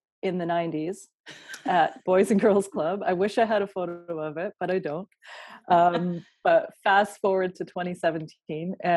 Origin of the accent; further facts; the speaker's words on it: Kelowna, British Columbia, Canada; moved away; I grew up near you in Kelowna.